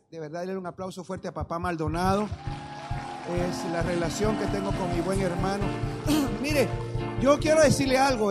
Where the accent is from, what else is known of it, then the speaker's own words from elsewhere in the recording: Guatemala; agarro un vuelo para Guatemala y llegué a mi país